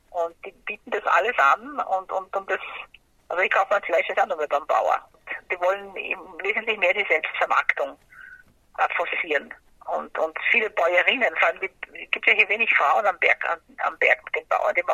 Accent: Brazil; now in Germany; Aber ich habe als Kind in Brasilien schon sehr viele Kräuter gehabt.

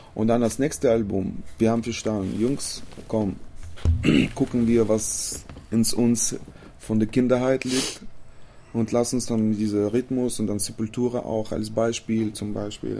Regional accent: Chisinau, Moldova; German is a second language; bei uns in Chisinau in der Hauptstadt

